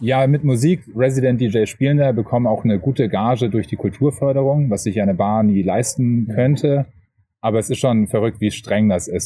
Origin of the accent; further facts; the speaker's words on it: Hamburg, Germany; ich komme aus Hamburg